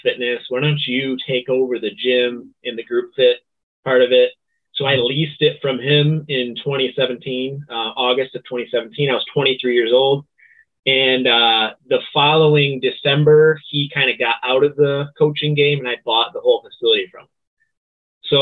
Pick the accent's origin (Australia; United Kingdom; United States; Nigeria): United States; Sandusky, Michigan; my hometown